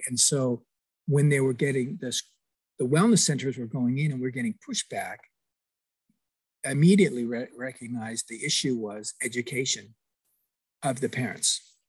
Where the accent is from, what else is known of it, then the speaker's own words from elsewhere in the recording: Kingston upon Thames, London, United Kingdom; moved away; And Shine, you may not know that I'm also an immigrant from England. I'm from Kingston on Thames